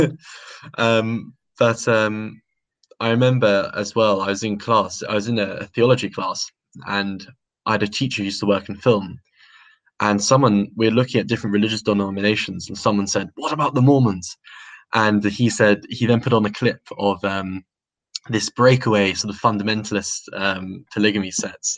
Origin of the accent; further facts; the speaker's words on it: London, United Kingdom; was born in London um, to a to um, a, quite a religious family